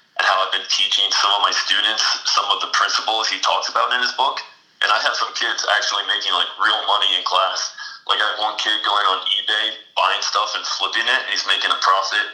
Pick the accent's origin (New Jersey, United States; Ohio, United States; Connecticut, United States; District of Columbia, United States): New Jersey, United States; I'm from Jersey